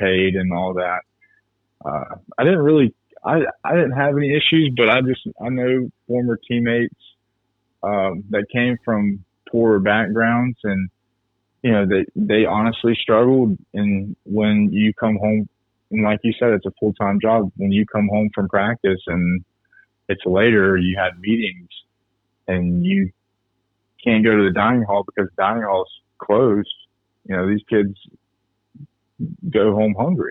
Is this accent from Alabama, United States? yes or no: yes; Birmingham, Alabama, United States; moved away; also born or lived in Scooba, Mississippi / Southeast Ohio; Originally, I'm from Birmingham, Alabama